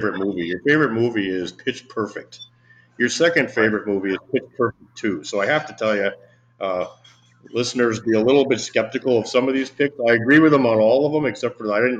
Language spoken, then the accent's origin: English; United States; as an American